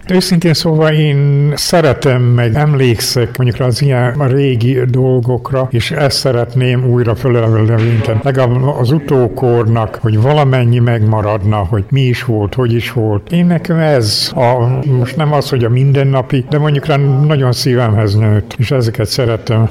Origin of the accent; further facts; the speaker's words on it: Banat, Kanizsa municipality, Vojvodina, Serbia; bánáttól származom, Kanizsamon-Ostorról